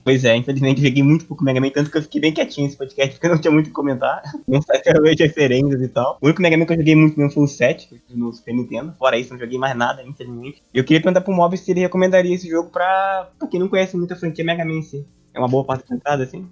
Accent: Brazil; eu sou brasileiro

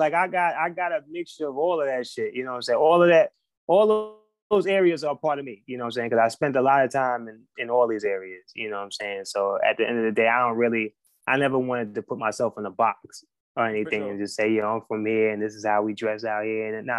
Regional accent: North Carolina, United States; also born or lived in Queens, New York; I was born in New York, Queens, okay. New York. And I moved from New York when I was like 9, 10 years old to North Carolina. And, you know, I was raised there.

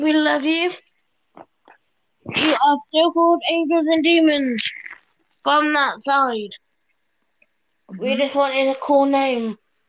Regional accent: Swindon, South West England, United Kingdom; I'm from Swindon.

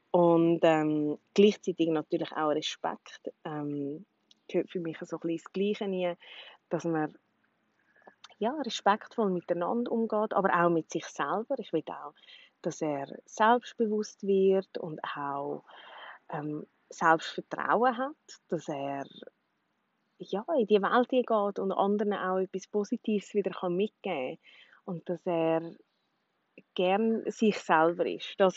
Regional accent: Switzerland; first language Swiss German; ich glaube schon, dass Schweizerdeutsch natürlich auch meine Muttersprache ist und das einfach so ein bisschen flüssender, einfacher ist.

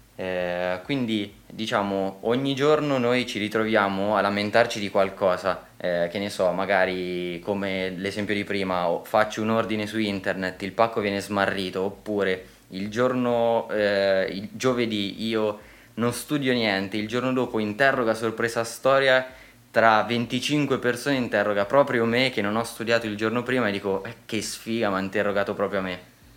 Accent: Italy; siamo nati in Italia

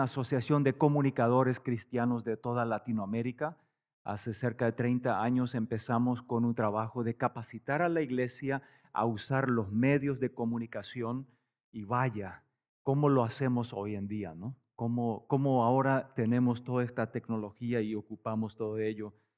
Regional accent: Paraguay; moved away as an adult; also born or lived in Canada / United States / Bolivia; nosotros vivimos en Paraguay, eh, nacimos, crecimos en Paraguay

